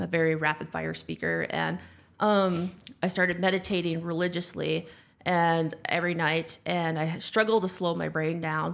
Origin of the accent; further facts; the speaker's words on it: North Dakota, United States; moved away as an adult; also born or lived in Ann Arbor, Michigan; I grew up in North Dakota